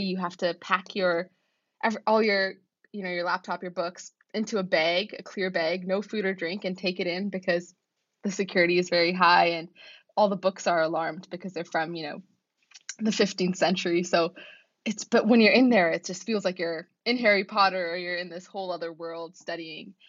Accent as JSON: {"language": "English", "town": "Vancouver", "region": "British Columbia", "country": "Canada", "moved": "as an adult", "lives_now": "Oxford, United Kingdom", "said": "I come from Vancouver though, so we're on the west coast of Canada"}